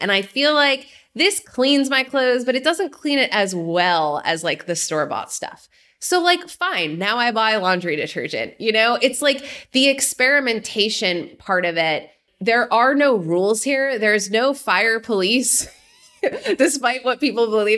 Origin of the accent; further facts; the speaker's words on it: Jersey Shore, New Jersey, United States; moved away as an adult; also born or lived in New York City; I grew up in New Jersey. I like to say fist pumping country on the Jersey Shore